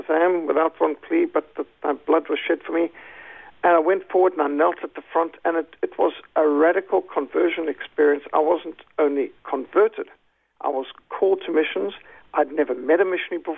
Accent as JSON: {"language": "English", "country": "Zimbabwe", "tie": "born or raised there", "said": "I was brought up secular, but in Rhodesia, one of the last of the British colonies"}